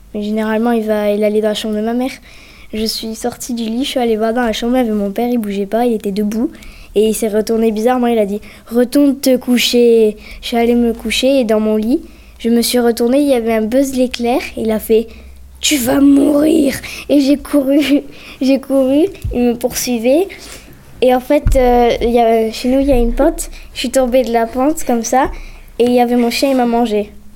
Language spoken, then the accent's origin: French; Mercier-Lacombe, Algeria; moved away as an adult; now in France; en Algérie, à Mercier-la-Combe